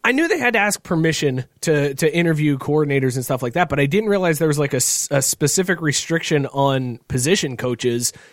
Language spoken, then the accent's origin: English; Northeast Ohio, United States; growing up in Northeast Ohio